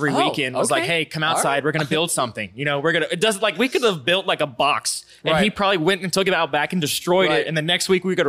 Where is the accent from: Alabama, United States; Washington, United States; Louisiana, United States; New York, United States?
Louisiana, United States; Baton Rouge; also born or lived in Sunshine, Louisiana; born and raised right here in Baton Rouge, Louisiana.